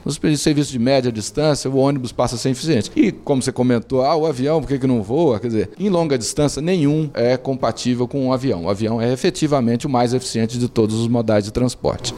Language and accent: Portuguese; Brasília, Federal District, Brazil; Quando nós nos mudamos para Brasília, eu tinha 5 anos de idade. E aí eu fui criado em Brasília